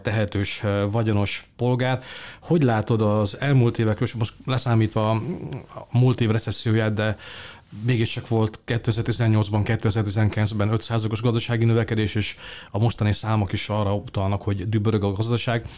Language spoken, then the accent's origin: Hungarian; Hungary; mi magyarok